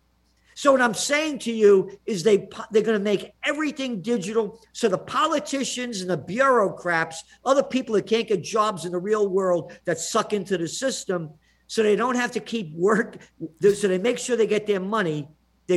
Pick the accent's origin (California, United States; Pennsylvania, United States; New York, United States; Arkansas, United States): New York, United States; New York City; also born or lived in Kingston; born in the Bronx